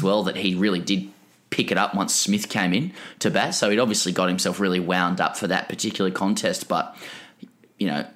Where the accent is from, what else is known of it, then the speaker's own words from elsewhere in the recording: Australia; as an Australian